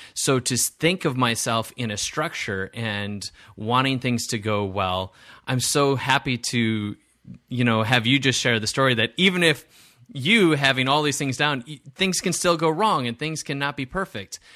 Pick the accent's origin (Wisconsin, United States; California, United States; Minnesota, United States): Wisconsin, United States; I grew up in Wisconsin